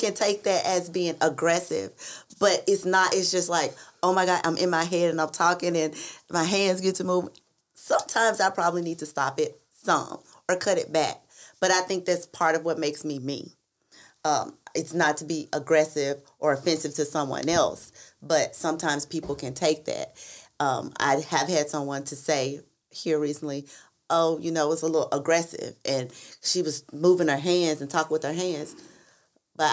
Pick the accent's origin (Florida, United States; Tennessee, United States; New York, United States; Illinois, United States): Tennessee, United States; Memphis; I'm country because I'm from Memphis, Tennessee